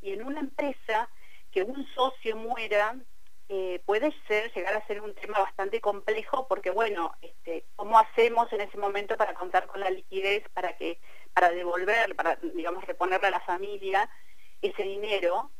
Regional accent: Cipolletti, Río Negro, Argentina; pero vivo en Tipoleti, eh, yo soy de Tipoleti

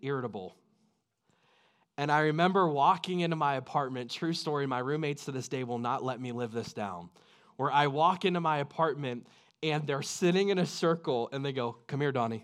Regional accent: United States; I love my country

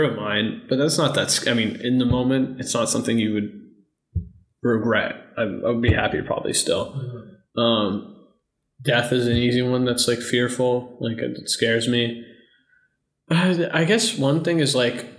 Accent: United States; I class myself as a American because I grew up here

